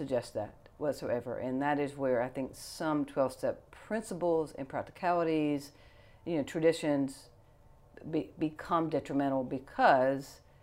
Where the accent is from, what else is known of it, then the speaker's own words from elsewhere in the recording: Fort Knox, Kentucky, United States; I was born in Fort Knox, Ireland Army Hospital.